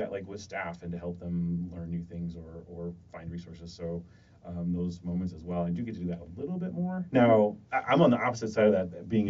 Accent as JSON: {"language": "English", "town": "Dubuque", "region": "Iowa", "country": "United States", "tie": "born or raised there", "also_born_or_lived": "Cedar Falls, Iowa / Des Moines, Iowa", "moved": "as an adult", "said": "I am originally from Dubuque. I think I was born at Mercy Hospital."}